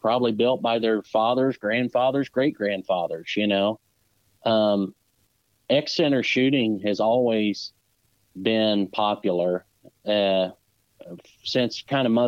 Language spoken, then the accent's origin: English; Southern Indiana, United States; I'm from Southern Indiana